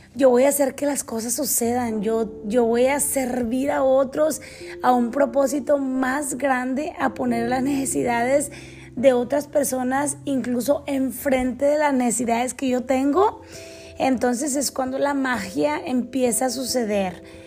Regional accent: Mexico; moved away as an adult; also born or lived in United States / Canada; crecí, crecí en México, la mayor parte de mi vida la pasé 20, 20 años en México, 8 años en Canadá

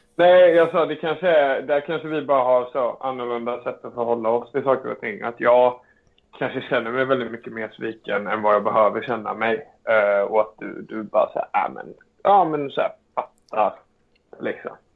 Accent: Alingsås, Västra Götaland, Sweden; Alingsås där jag är ifrån

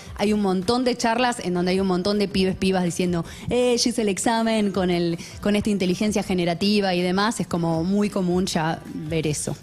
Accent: Argentina; somos argentinos

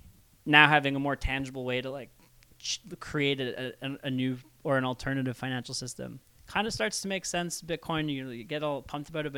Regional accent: Canada; as a Canadian

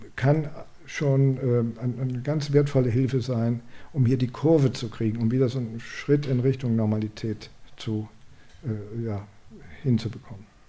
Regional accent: Germany; bei uns in Deutschland

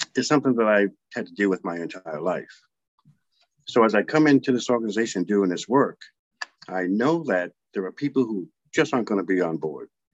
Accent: Providence, Rhode Island, United States; I grew up here in in Providence

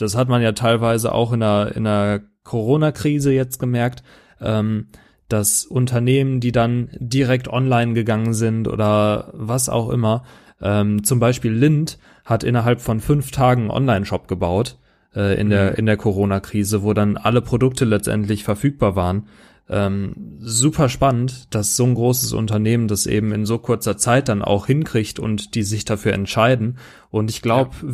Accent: Germany; als Deutscher

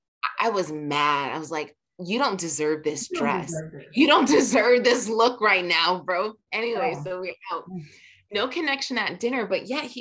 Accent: Jamaica; we're both Jamaican

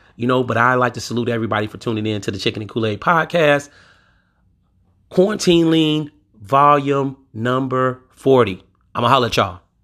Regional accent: Louisiana, United States; my home state, Louisiana

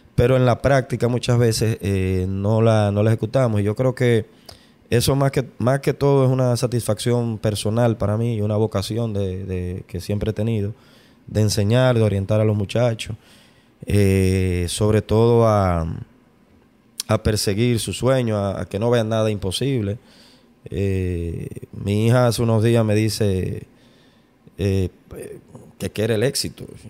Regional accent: Santo Domingo, Distrito Nacional, Dominican Republic; yo soy de la capital

